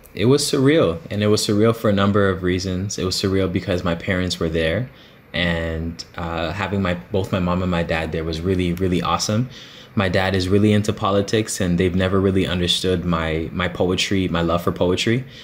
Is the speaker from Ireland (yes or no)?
no; Toronto, Ontario, Canada; I'm from Scarborough, yes. I grew up in the Guildwood area